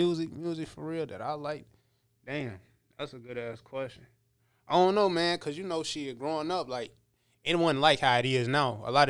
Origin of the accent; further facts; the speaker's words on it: Kankakee, Illinois, United States; born there; I was born in Kankakee, Illinois, but I'm the type of motherfucker, I'll just claim Illinois as a whole, because I done moved from place to place, from the city to the motherfucking burbs.